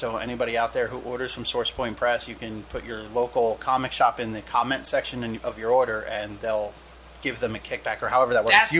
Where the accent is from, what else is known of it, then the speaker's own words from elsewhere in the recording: New Jersey, United States; accent: Jersey; it's my Jersey accent